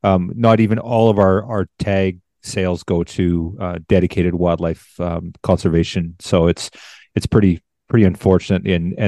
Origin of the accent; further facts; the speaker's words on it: Canada; being a Canadian.